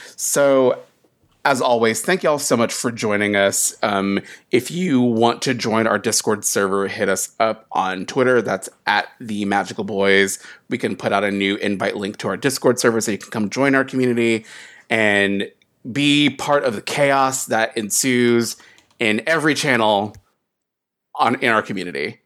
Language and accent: English; United States; also born or lived in North Carolina / South Carolina; as a kid growing up in Sou-, in, like, North and South Carolina